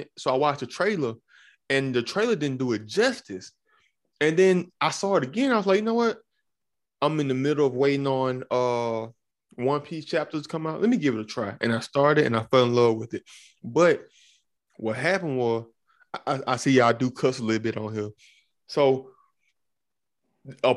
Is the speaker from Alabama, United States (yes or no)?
yes; Alabama, United States; moved away; I'm from Alabama originally.